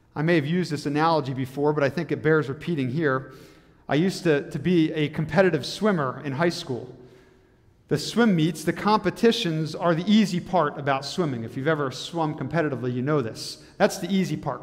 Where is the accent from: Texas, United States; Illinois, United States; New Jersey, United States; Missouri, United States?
New Jersey, United States; moved away as an adult; now in Michigan, United States; I grew up in New Jersey